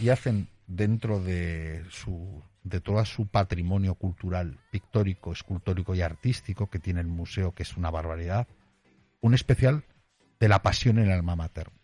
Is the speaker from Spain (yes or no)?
yes; Aragon, Spain; siendo aragonesa